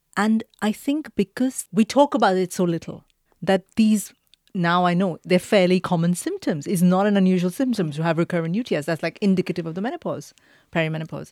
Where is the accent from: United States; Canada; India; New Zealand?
India; moved away; I grew up in India